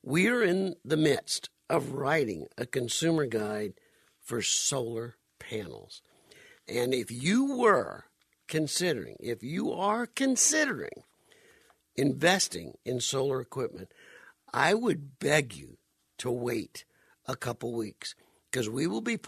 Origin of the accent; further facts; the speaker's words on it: Phoenix, Arizona, United States; also born or lived in South Louisiana; I grew up pretty much here in Arizona, moved here when I was 10 years old back in 1966, and born and raised in South Louisiana, but pretty much grew up right here in the Valley of the Sun